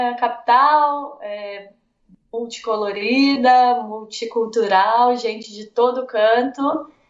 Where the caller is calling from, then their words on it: Lisbon, Portugal; Agora eu estou em Lisboa.